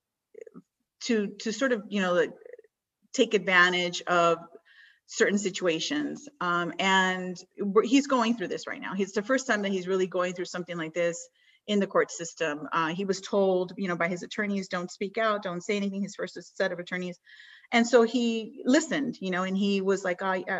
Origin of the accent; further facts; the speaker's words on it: Miami, Florida, United States; also born or lived in Cuba; I was born in Miami, my parents were from Cuba